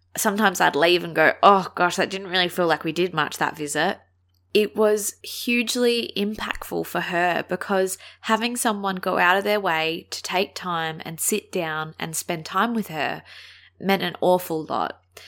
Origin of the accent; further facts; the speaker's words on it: Adelaide, South Australia, Australia; I'm from Adelaide